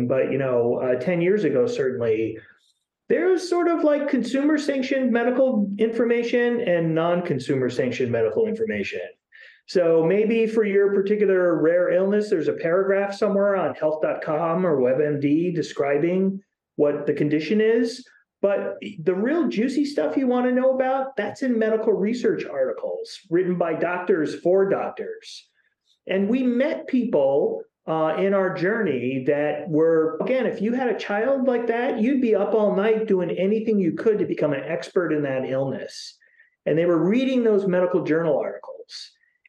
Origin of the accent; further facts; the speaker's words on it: Chicago, Illinois, United States; now in Seattle, United States; I'm from Chicago.